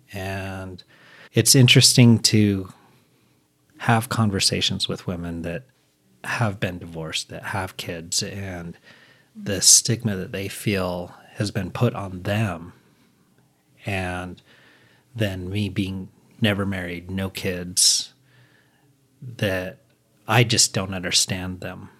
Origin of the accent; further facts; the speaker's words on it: Utah, United States; I grew up here in Utah